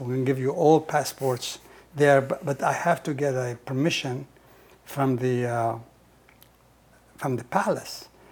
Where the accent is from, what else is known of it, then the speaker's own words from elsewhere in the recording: Nazareth, Israel; English is a second language; moved away as an adult; now in United States; I was born in Nazareth